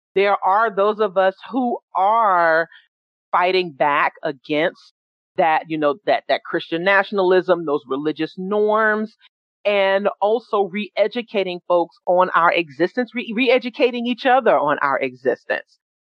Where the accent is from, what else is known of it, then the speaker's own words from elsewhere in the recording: New York City, New York, United States; I was born and raised in New York City uh, from Jamaica, Queens